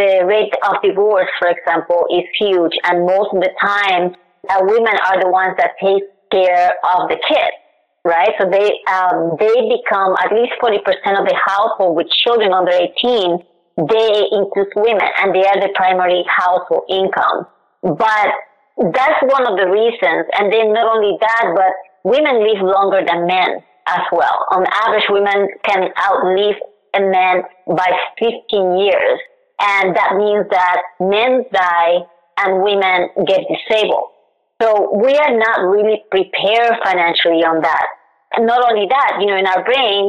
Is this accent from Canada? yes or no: no; Puerto Rico; now in United States; I am originally from Puerto Rico